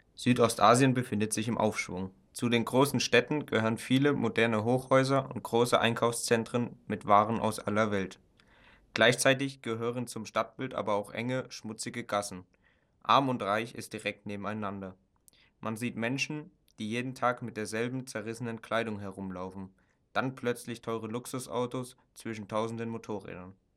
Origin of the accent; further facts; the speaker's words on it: Germany; Wir als Deutsche bzw. als weiße Europäer